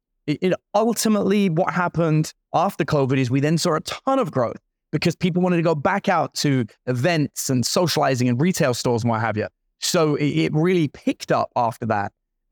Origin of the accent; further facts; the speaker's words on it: London, United Kingdom; I grew up in London, but like in the worst parts of London.